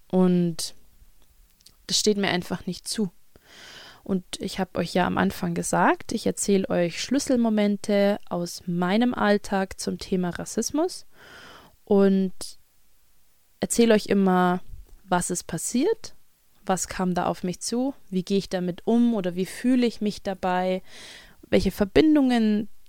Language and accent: German; Kentucky, United States; born there; Ich bin kein New York Bronx Kid. Ich bin in Kentucky geboren und ähm, spreche Schulenglisch, ja.